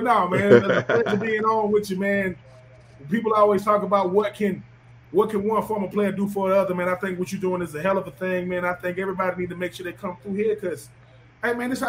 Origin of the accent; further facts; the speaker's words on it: Swainsboro, Georgia, United States; moved away as an adult; also born or lived in Florida / Tennessee; growing up in Swainsboro, GA